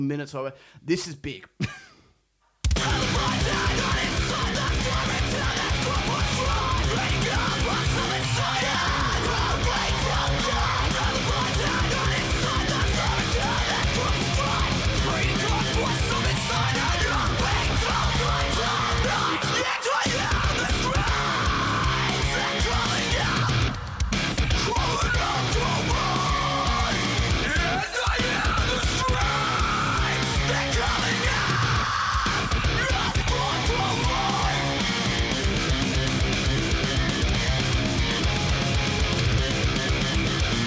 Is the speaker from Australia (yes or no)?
yes; Australia